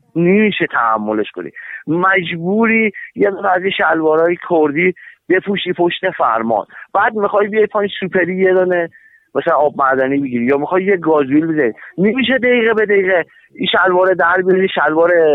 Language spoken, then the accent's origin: Persian; Hamadan, Hamadan Province, Iran; ما تو همدان تو شهر خودمون